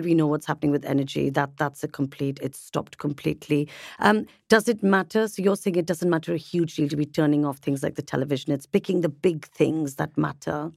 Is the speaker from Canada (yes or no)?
no; India; being Indian